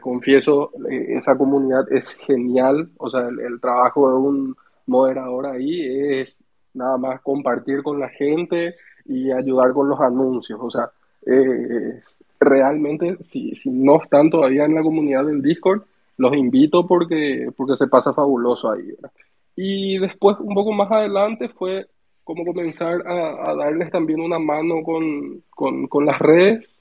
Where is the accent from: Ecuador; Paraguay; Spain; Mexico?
Paraguay; Asunción; yo soy de Paraguay, Sergio, de ah, Asunción.